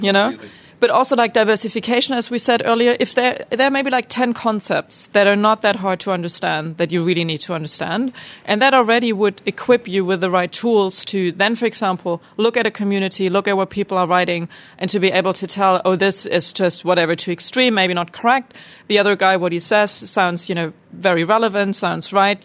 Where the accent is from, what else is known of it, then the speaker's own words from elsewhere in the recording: Germany; growing up in Germany